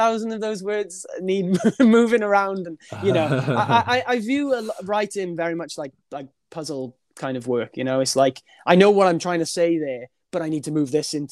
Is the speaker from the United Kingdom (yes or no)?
yes; Wales, United Kingdom; I'm obviously a Welsh dude